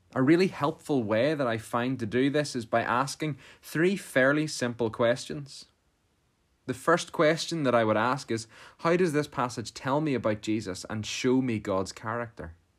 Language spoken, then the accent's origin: English; Portadown, Northern Ireland, United Kingdom; I'm from Portadown